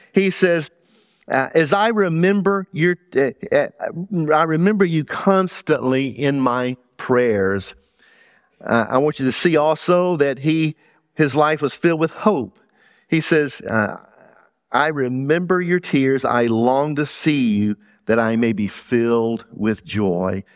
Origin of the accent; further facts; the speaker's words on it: South Louisiana, United States; accent: Southern; moved away as an adult; also born or lived in Middlesex County, New Jersey / New York City; now in Burlington County, United States; I grew up in South Louisiana